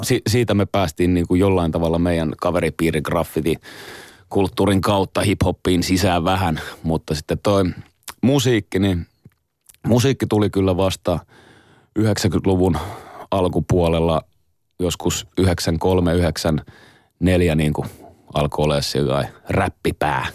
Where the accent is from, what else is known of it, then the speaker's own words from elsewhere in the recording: Helsinki, Uusimaa, Finland; meillä Roihikassa päin